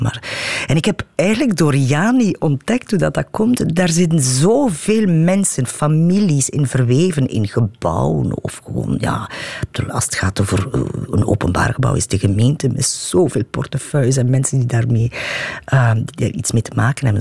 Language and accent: Dutch; Watervliet, Flanders, Belgium; ik ben in Watervliet opgegroeid